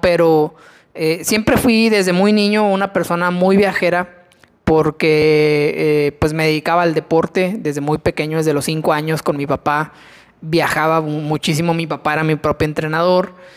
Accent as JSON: {"language": "Spanish", "country": "Mexico", "said": "nosotros como mexicanos"}